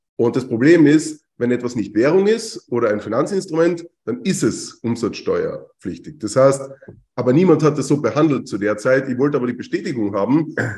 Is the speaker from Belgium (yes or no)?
no; Carinthia, Austria; also born or lived in Vienna; bin aus Österreich, äh, genauer aus Kärnten